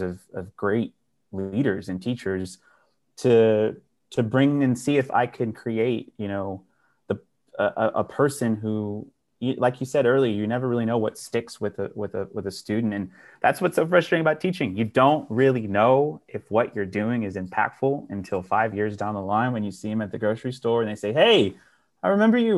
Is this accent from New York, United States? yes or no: no; Dallas, Texas, United States; I was born and raised in North Oak Cliff